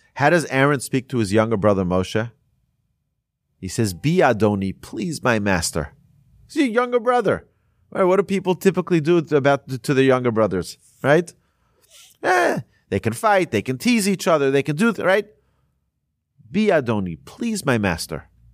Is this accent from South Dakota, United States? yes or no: no; Monsey, New York, United States; there was a rabbi where I grew up in Muncie, in New York